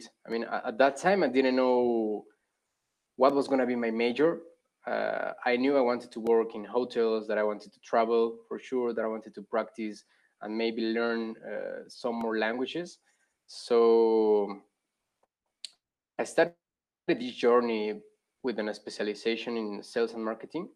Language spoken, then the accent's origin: English; Guadalajara, Jalisco, Mexico; also born or lived in Mexico City; I am from Guadalajara